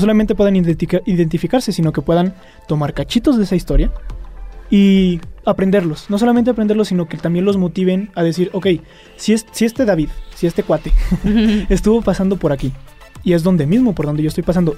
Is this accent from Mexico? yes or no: yes; Fresnillo, Zacatecas, Mexico; moved away as an adult; now in Aguascalientes, Mexico; Soy de Fresnillo, Zacatecas.